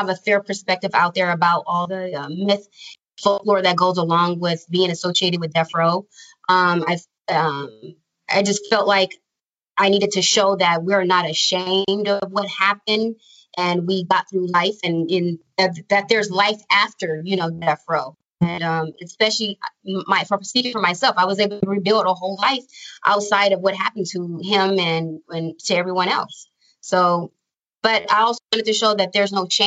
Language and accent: English; Los Angeles, California, United States; I am from Los Angeles